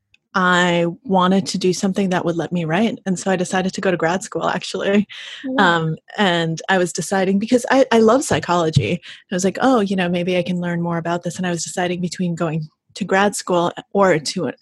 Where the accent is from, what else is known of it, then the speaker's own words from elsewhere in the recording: Russia; moved away; we left the Soviet Union, because I was born in Russia when it was still the Soviet Union.